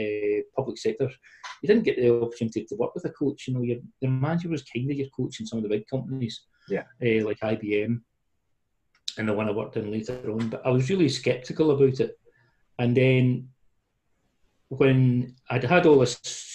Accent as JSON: {"language": "English", "town": "Paisley", "region": "Scotland", "country": "United Kingdom", "accent": "Paisley", "said": "my Glasgow accent, well, Paisley accent"}